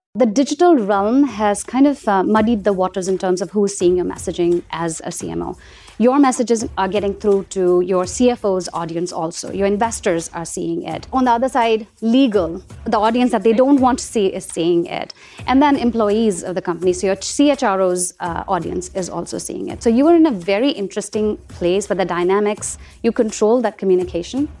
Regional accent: India; moved away; I grew up in India, and the brand that I, um, remember fondly from my childhood is Cadbury

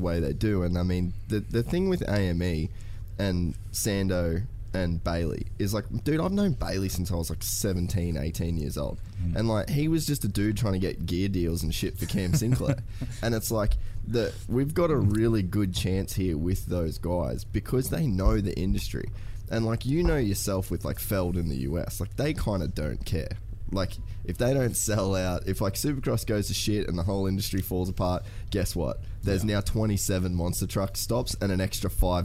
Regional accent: Australia; I'm an Aussie kid.

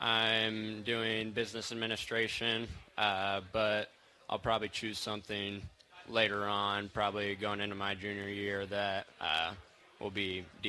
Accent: St. Joseph, Illinois, United States; moved away as an adult; now in Bloomington, United States; I'm from St. Joseph, Illinois.

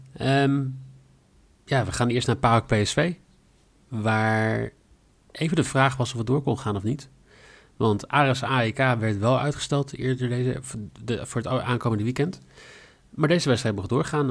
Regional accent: Netherlands; wij zouden vanavond, eh, als Nederlanders

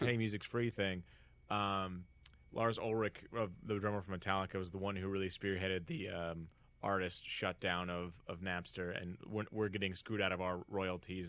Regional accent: Northern California, United States; now in Los Angeles, United States; growing up in Northern California in a very rich white beach enclave

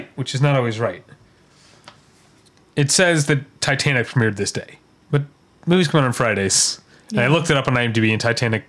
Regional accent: Midwest, United States; accent: Midwestern; my Midwestern accent

